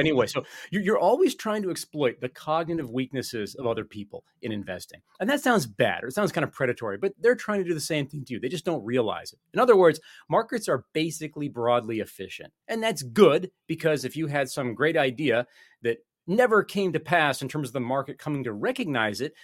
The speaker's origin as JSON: {"language": "English", "country": "United States", "said": "I'm an American"}